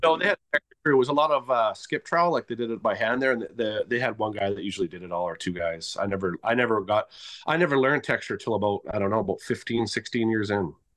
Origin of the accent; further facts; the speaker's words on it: Victoria, British Columbia, Canada; now in Grande Prairie, Canada; I'm originally from Victoria, B C, and I'm currently in Grand Prix, Alberta